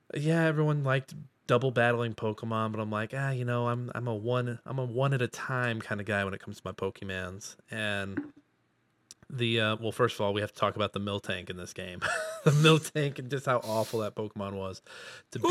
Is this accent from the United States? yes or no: yes; Midwest, United States; I'm from the Midwest